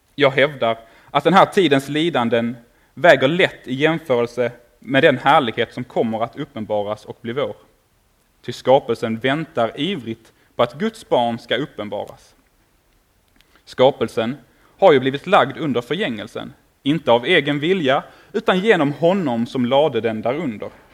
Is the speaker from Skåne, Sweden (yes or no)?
yes; Åkarp, Skåne, Sweden; jag kommer ifrån Åkarp nere mellan Malmö och Lund